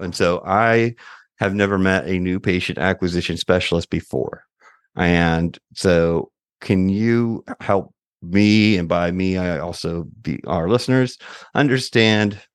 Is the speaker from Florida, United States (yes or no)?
yes; Florida, United States; now in Atlanta, United States; I'm originally from Florida